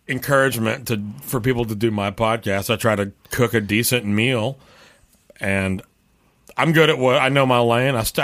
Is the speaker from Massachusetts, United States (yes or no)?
no; Garland, Texas, United States; moved away; I'm from Garland, Texas